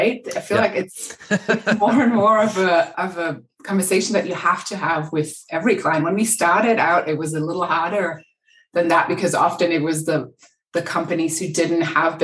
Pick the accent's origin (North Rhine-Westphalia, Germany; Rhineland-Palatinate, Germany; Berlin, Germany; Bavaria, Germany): Berlin, Germany; moved away; also born or lived in Los Angeles; I'm from Berlin originally, and I think I left and moved to LA at some point because I was cold